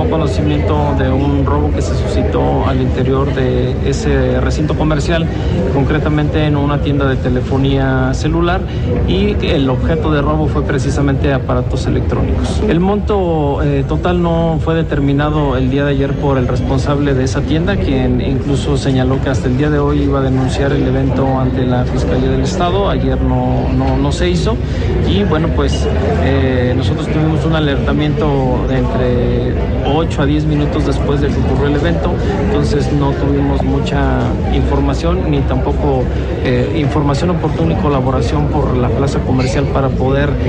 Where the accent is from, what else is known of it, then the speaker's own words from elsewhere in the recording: Querétaro, Mexico; nuestra ciudad en la que habitan nuestras familias, pues somos queretanos